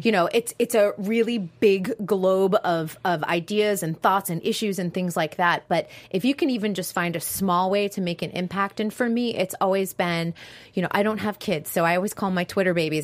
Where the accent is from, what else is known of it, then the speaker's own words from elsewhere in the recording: East Coast, New England, United States; now in West Coast, United States; I come from the East Coast